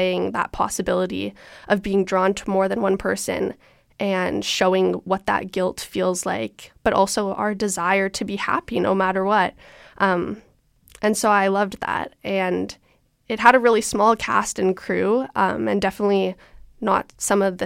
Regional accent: Toronto, Ontario, Canada; I'm from Toronto.

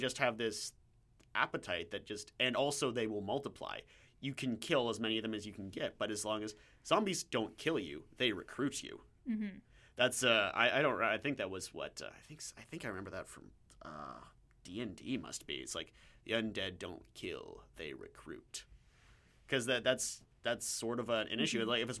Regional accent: Pittsburgh, Pennsylvania, United States; I'm from Pittsburgh. It makes a lot more sense there.

